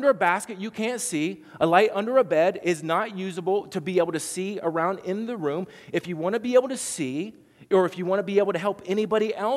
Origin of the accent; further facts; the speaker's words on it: Southern Ohio, United States; accent: twang; I'm from Southern Ohio, and so there's a little twang to mine